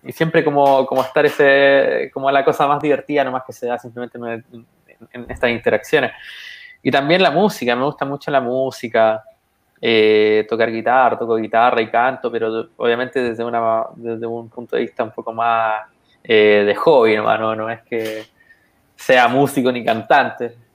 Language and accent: Spanish; Chile; ¿por qué yo que tengo las mismas características, que soy como común chileno, significa que también yo puedo hacerlo?